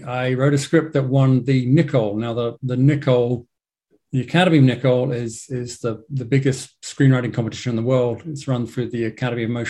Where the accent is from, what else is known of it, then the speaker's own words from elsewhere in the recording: England, United Kingdom; accent: English; moved away as an adult; now in Los Angeles, United States; as you may hear from my English accent, I'm based in LA. I've been in LA for the last, I don't know, like 17 years or so.